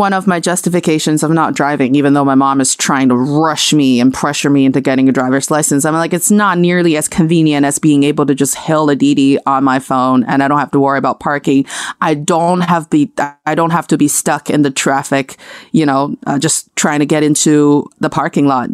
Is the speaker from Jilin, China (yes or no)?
yes; Changchun, Jilin, China; now in Beijing, China; when I was around from eight to thirteen, so before, you know, until early two thousands in my hometown in the Northeast, uh, uh, city of Changchun